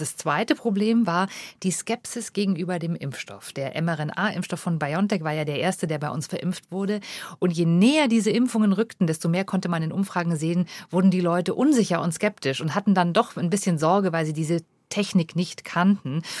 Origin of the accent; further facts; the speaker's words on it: Germany; bei uns in Deutschland